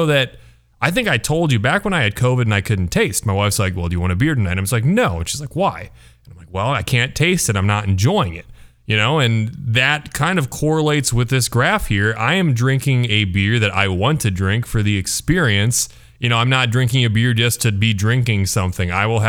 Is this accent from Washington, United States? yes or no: no; Cedar Falls, Iowa, United States; Back when I was growing up in Cedar Falls, I remember when Single Speed moved into the main street